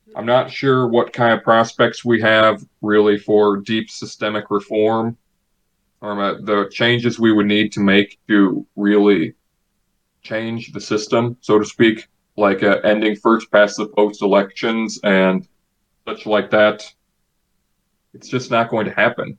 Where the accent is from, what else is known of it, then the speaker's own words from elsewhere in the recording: Illinois, United States; in my home state of Illinois